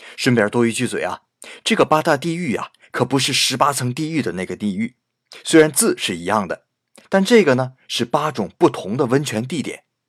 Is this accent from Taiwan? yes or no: no; China; 对我们中国人来说